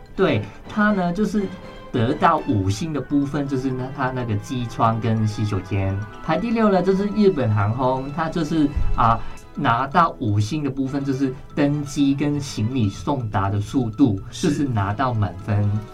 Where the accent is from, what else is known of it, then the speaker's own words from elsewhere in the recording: Hong Kong; moved away; 我是香港人啊